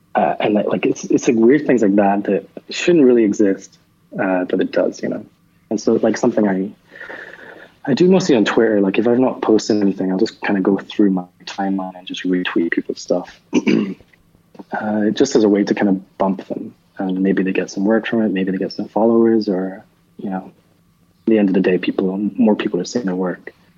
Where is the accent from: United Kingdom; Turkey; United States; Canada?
United Kingdom; Edinburgh, Scotland; moved away as an adult; I grew up in Edinburgh, and I, like I, I, really didn't travel a lot until I was like 25